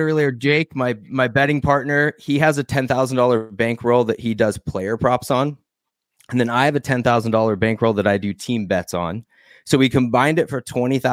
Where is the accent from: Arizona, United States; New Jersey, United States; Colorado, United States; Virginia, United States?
Arizona, United States; now in California, United States; I'm from Arizona.